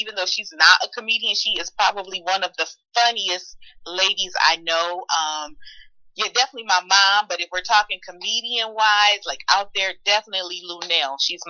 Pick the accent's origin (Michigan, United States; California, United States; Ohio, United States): Michigan, United States; Detroit; moved away as an adult; now in Raleigh, United States; I'm actually originally from Detroit, Michigan, Motown, the Motor City. And I moved here to Raleigh, North Carolina about 10 years ago.